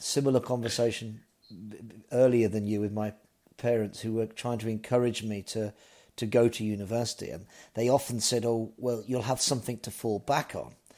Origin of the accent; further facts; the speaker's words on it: Birmingham, West Midlands, United Kingdom; moved away; I'm from Birmingham